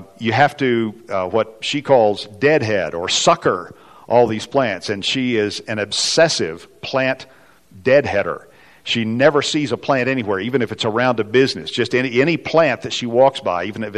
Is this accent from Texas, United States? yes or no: yes; West Texas, United States; now in Colorado, United States; I grew up in the kind of the barren oil fields of West Texas, which some of you can probably hear in my accent